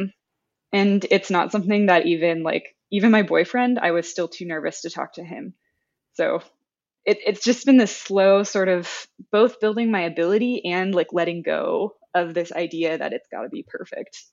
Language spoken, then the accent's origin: English; United States; accent: American; first language English; being an American who pretty much only knows other monolingual Americans